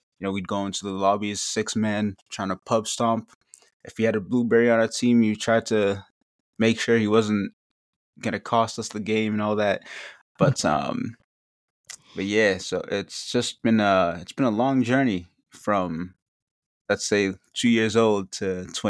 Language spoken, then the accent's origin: English; Revere, Massachusetts, United States; I'm from Revere, Massachusetts